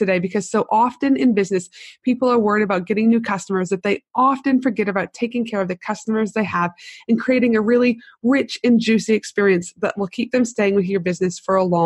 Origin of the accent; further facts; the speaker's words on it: Canada; also born or lived in United States / Tasmania, Australia; now in Brisbane, Australia; I'm from Canada